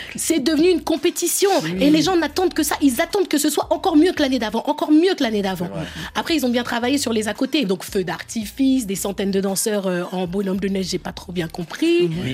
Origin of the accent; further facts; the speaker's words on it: France; je suis née en France et je suis française. Et je suis très fière de mon histoire, de l'histoire de la France, mais aussi de mes pays d'origine, le Sénégal et la Guinée-Bissau.